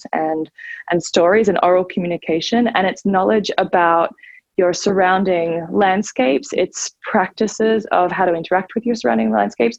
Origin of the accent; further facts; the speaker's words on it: Australia; moved away as an adult; now in United States; I'm originally actually from Australia, and I moved here 14 years ago to come to Harvard